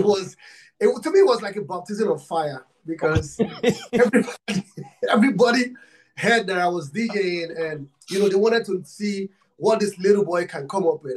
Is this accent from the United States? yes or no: no; Nigeria; I'm from Africa and Nigeria. I'm from Nigeria